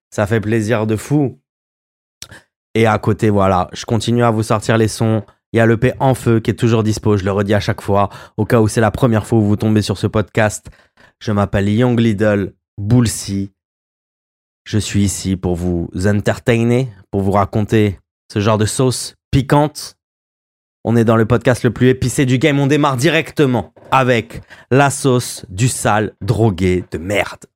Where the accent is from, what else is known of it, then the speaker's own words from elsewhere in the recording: Royan, Nouvelle-Aquitaine, France; chez nous à Royan